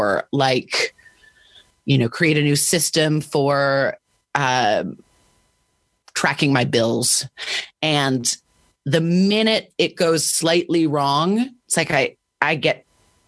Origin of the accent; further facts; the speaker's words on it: Washington, District of Columbia, United States; I grew up in Washington, D.C.